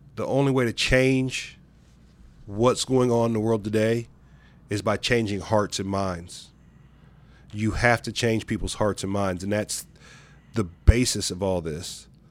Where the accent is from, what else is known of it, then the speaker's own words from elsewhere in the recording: Gallipolis, Ohio, United States; growing up in Southeastern Ohio and Gal Please particular